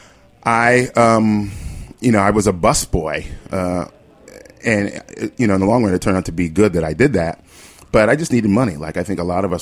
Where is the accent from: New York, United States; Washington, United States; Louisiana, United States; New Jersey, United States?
New York, United States; New York City; I am actually from New York. Was born and raised here